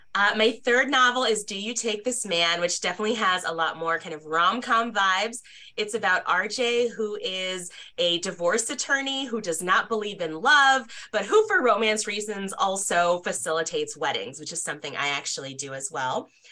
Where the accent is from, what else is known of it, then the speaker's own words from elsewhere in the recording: Nebraska, United States; also born or lived in Tokyo, Japan / London, United Kingdom / California; I grew up a military brat. So I was born in Tokyo, lived in London, California, and my parents moved to Nebraska when I was in middle school, which is where they retired.